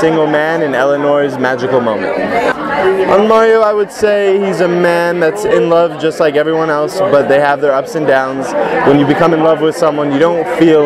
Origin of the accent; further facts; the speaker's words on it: the Valley, California, United States; I was born and raised in California, in the Valley